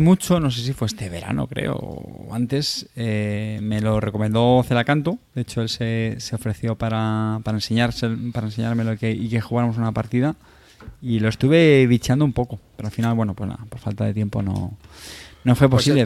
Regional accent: Montilla, Andalusia, Spain; mi pueblo Montilla en Córdoba

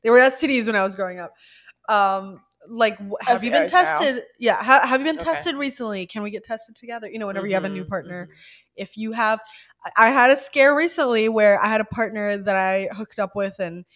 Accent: Alabama, United States; I grew up in the Bible Belt. I grew up in Alabama

